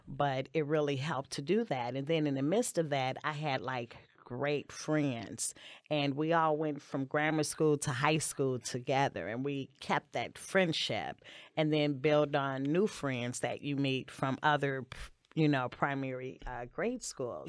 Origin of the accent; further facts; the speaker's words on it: Maywood, Illinois, United States; also born or lived in West Side, Chicago; my family moved to Maywood when I was four years old